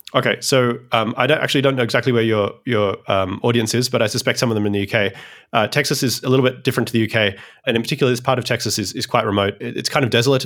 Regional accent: Australia; now in United States; I'm a Australian originally who migrated to the United States

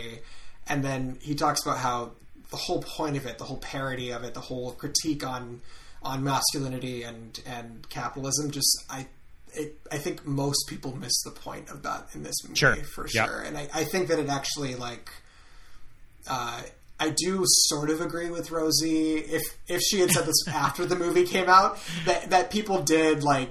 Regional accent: Montana, United States; Scott and I grew up in Montana.

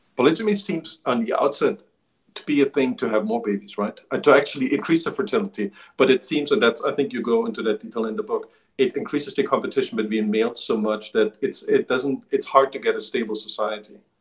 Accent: eastern Germany, Germany; moved away; I grew up in Eastern Germany, on the other side of the wall

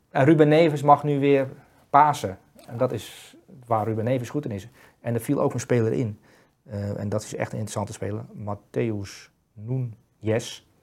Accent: Netherlands; wij centrale verdedigers als Nederlanders

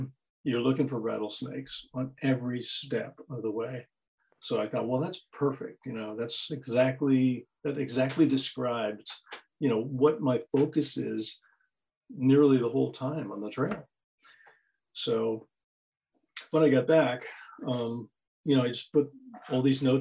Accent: Pittsburgh, Pennsylvania, United States; I was from Pittsburgh, I'm a retired geologist

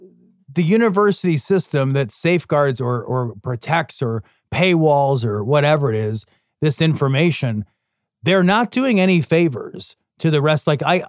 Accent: Idaho, United States; Let me just say that growing up in Idaho was weird.

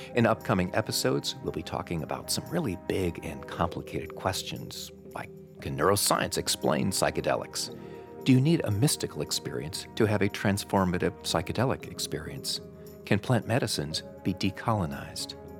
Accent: Madison, Wisconsin, United States; my hometown of Madison

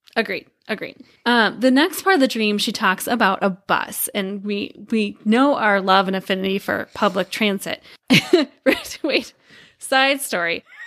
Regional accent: Iowa, United States; we grew up in Iowa

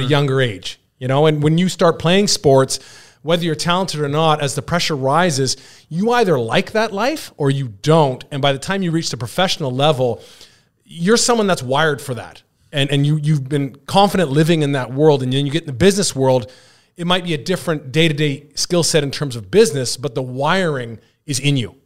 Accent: British Columbia, Canada; the B C Lions, the C F L, which happened to be my hometown team

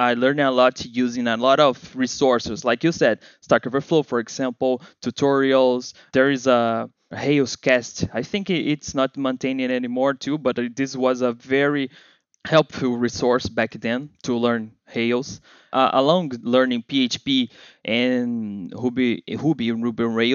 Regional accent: Rio de Janeiro, Brazil; accent: Brazilian; English is a second language; I am here from Brazil, Rio de Janeiro

